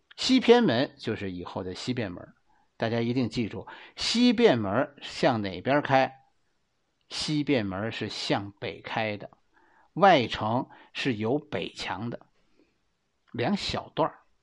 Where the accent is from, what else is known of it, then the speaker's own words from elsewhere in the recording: Beijing, China; 在我们北京人的心里